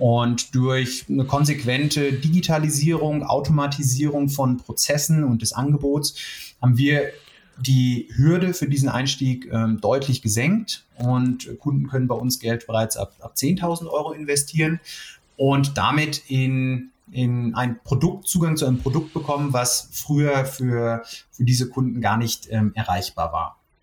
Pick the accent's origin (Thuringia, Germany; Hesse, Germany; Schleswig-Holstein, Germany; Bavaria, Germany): Hesse, Germany; the Frankfurt area; moved away as an adult; now in Munich, Germany; Ich komme sogar eigentlich aus der Gegend, aber bin mittlerweile doch in München auch sehr heimisch geworden